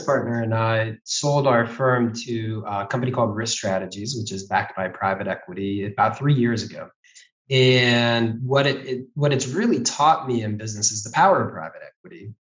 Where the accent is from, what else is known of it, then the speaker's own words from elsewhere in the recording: Ohio, United States; growing up in Ohio